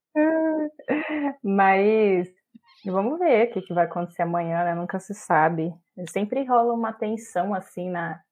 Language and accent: Portuguese; interior of São Paulo, Brazil; now in Brasília, Brazil; sou do interior de São Paulo, mas vivo hoje em Brasília, aqui na, na capital.